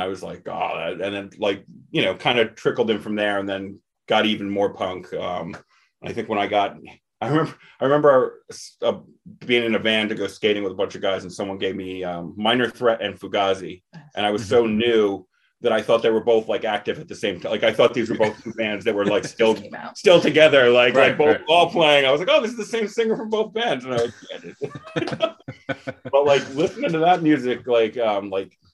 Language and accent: English; Toms River, New Jersey, United States; I grew up in Toms River, New Jersey, where I actually do live now